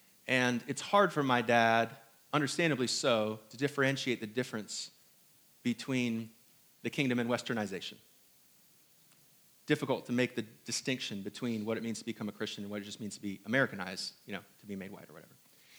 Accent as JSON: {"language": "English", "country": "Hong Kong", "tie": "born there", "said": "I was not born here in the South. I was not also born in New York, or was I born in Indiana? I was born in Hong Kong."}